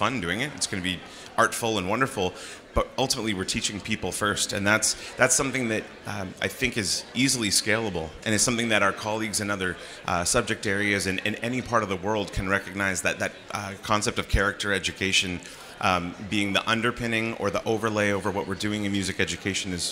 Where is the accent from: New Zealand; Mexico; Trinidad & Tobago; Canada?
Canada; Vancouver, British Columbia; I'm from Vancouver, Canada